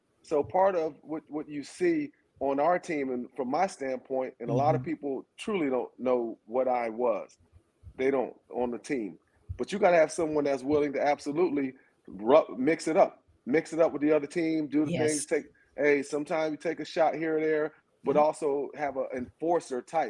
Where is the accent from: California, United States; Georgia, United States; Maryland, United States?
Georgia, United States; Athens; I was from this area. I'm from Athens